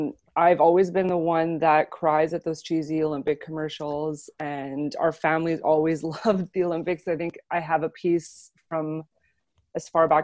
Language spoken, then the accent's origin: English; Montreal, Quebec, Canada; I'm from Montreal, and the Montreal Canadiens are a religion here.